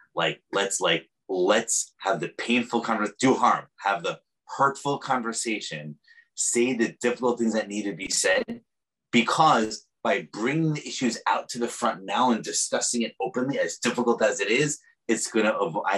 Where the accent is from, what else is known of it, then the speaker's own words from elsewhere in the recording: New York, United States; now in San Francisco, United States; I'm also a New Yorker.